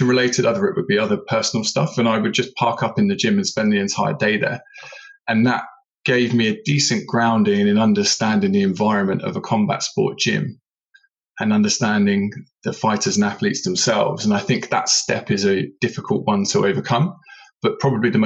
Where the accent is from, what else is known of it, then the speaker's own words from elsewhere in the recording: Portsmouth, South East England, United Kingdom; growing up on the South Coast, I was based in Portsmouth